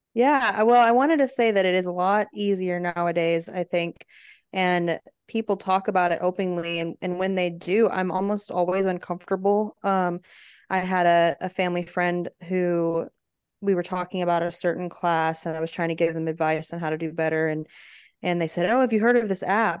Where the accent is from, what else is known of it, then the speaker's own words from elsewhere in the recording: Arizona, United States; now in Texas, United States; growing up in Arizona